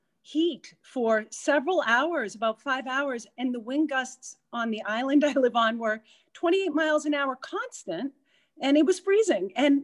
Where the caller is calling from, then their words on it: Martha's Vineyard, Massachusetts, United States; So I am calling in from Martha's Vineyard. It's feel very blessed to be here.